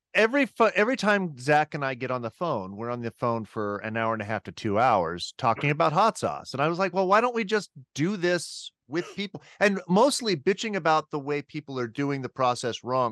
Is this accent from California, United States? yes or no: yes; Riverside, California, United States; also born or lived in Massachusetts; now in Moscow, Idaho, United States; I'm originally from Riverside, California